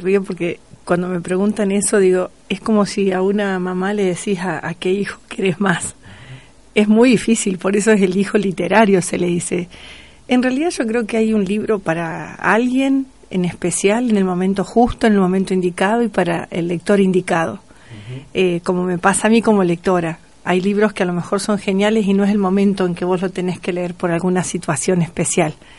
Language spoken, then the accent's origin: Spanish; Entre Ríos, Argentina; now in Río Cuarto, Argentina; Siempre digo que soy cordobesa por adopción. Eh, obviamente, no me olvido que soy entrerriana.